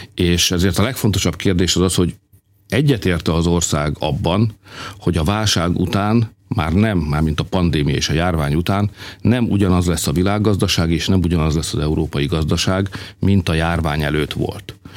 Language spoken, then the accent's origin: Hungarian; Hungary; magyarok vagyunk